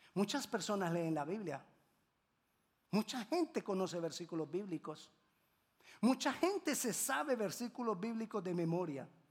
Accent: Colombia; En Colombia decimos

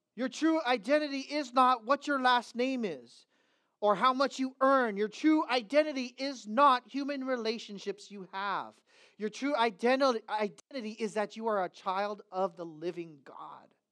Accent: United States; I'm an American

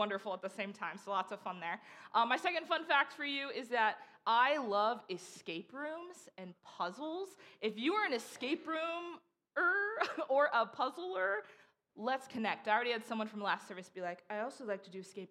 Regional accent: Davis, California, United States; now in Bay Area, United States; I'm from Davis

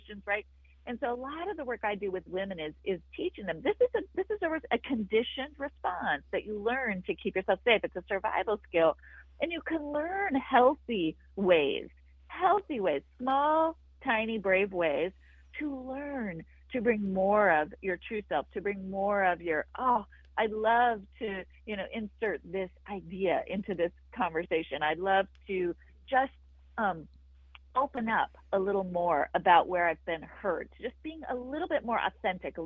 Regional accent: Wyoming, United States; I grew up in Wyoming

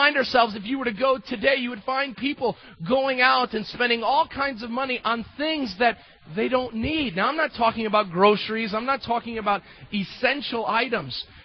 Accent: United States; As Americans

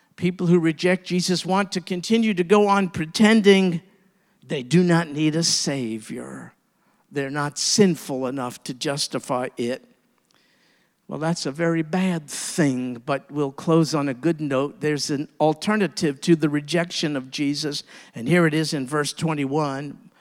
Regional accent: New York, United States; moved away; as a New Yorker

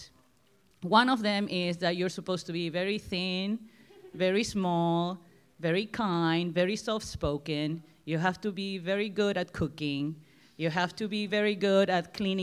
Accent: Argentina; accent: Argentinian; moved away as an adult; now in United States; I was born and raised in Argentina for 18 years.

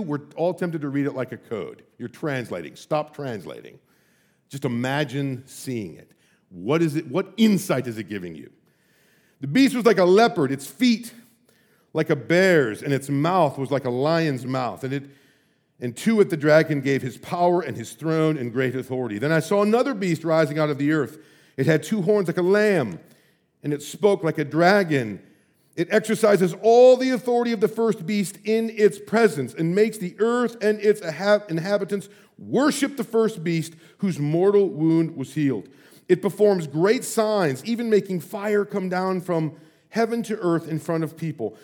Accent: United States; as an American

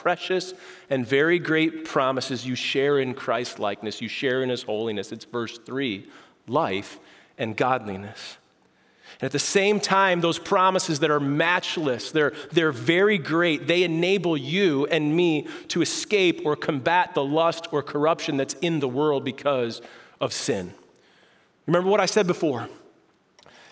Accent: Prospect Heights, Illinois, United States; as a kid, I grew up in Prospect Heights, Illinois

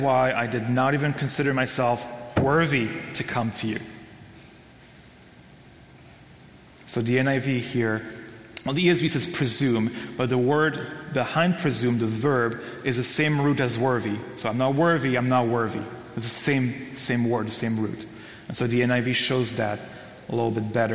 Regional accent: Belgium; moved away; I'm from Belgium

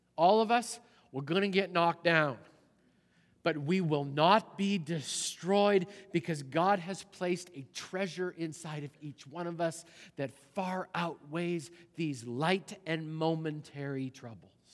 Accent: Canada; moved away; the church I grew up in back in Canada

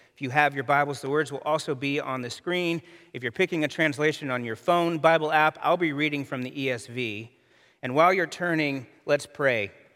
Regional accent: United States

